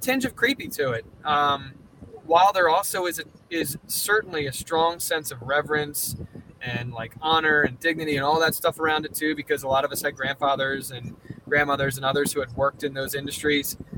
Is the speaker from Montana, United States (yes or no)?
no; Coatesville, Pennsylvania, United States; I grew up around Coatesville, Pennsylvania, and it was built around Lucan Steel.